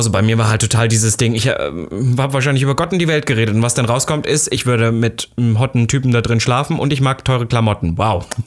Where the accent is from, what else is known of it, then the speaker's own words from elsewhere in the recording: Austria; Ich bin Österreicher. Ja, Österreicher.